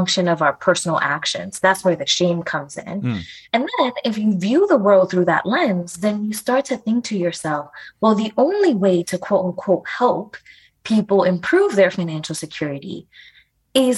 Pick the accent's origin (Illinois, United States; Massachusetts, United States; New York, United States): New York, United States; New York City; also born or lived in Dominican Republic; I was born in the Dominican Republic. My family immigrated to the Bronx